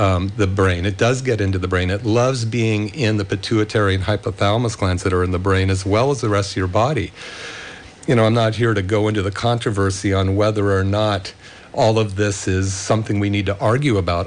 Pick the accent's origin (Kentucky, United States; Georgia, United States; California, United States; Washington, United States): California, United States; Bay Area; when I was a kid growing up in the Bay Area